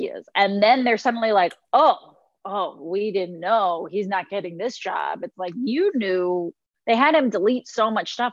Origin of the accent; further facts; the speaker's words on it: Mexico; moved away; I grew up in Mexico